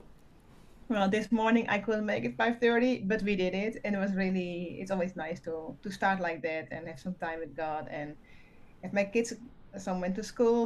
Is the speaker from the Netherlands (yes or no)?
yes; Netherlands; moved away as an adult; now in Peru; I'm from the Netherlands, so it's kind of far away.